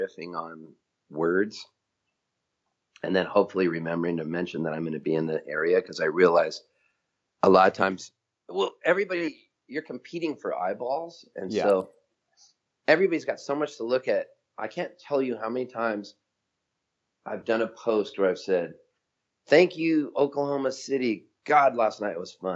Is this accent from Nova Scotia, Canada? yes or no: yes; Halifax, Nova Scotia, Canada; also born or lived in San Diego; now in Nashville, United States; where I was born in Halifax, Nova Scotia